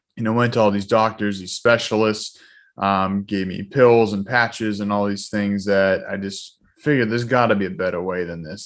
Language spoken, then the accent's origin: English; Boston, Massachusetts, United States; also born or lived in Weymouth, Massachusetts / Norwell, Massachusetts; I'm from the Boston area, born and raised here. Um, you know, grew up middle class family